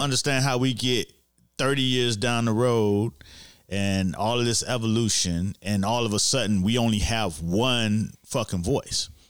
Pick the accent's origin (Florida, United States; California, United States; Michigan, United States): Florida, United States; Miami; I grew up in Miami